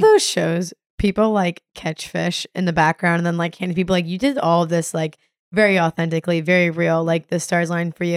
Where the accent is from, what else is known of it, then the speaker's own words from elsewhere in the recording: the Florida Keys, United States; growing up in the Keys